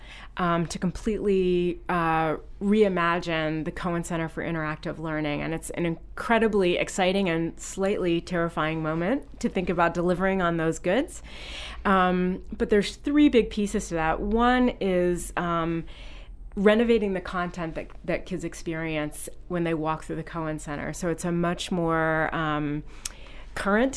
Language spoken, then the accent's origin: English; Virginia, United States; moved away as an adult; also born or lived in Portsmouth, New Hampshire; now in South Berwick, United States; I grew up in Virginia